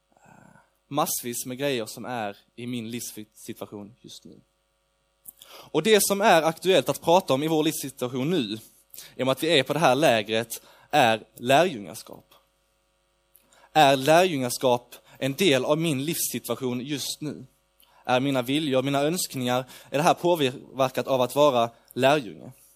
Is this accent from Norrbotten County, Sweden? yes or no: no; Lund, Skåne, Sweden; jag kommer från Lund. Eh, jag bor i Lund